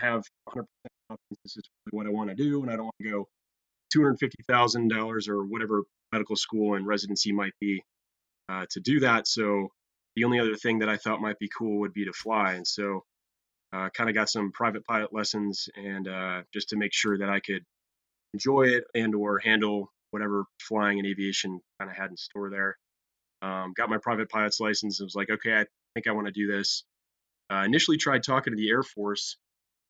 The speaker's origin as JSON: {"language": "English", "region": "Ohio", "country": "United States", "tie": "born or raised there", "said": "I grew up in Ohio."}